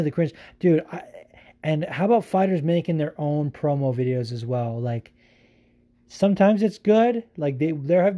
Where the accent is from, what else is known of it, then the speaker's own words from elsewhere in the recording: California, United States; I'm from California